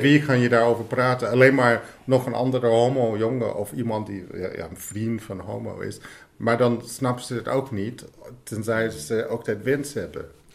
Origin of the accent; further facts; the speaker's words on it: United States; Dutch is a second language; now in Netherlands; Ik kom oorspronkelijk uit Amerika